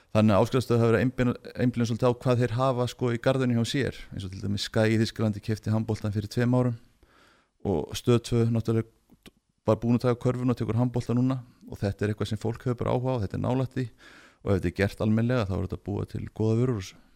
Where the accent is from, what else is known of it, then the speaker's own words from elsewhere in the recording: Akureyri, Northeastern Region, Iceland; moved away as an adult; also born or lived in Göppingen; kem frá Akureyri